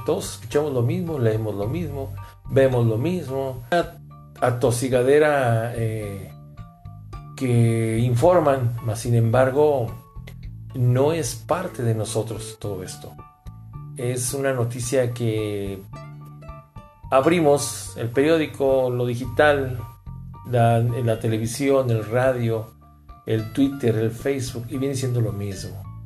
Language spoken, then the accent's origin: Spanish; Mexico; somos los mexicanos